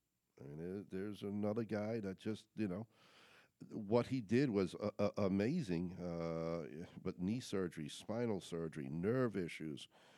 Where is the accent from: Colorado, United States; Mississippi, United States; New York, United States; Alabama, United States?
New York, United States; moved away; I'm again being a New Yorker, not from here.